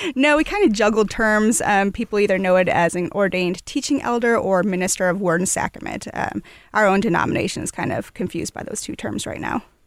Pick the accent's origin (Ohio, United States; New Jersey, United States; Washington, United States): Ohio, United States; Toledo; moved away as an adult; now in Louisville, United States; I was born and raised in Toledo, Ohio, but I've lived here for about, uh, a little over ten years.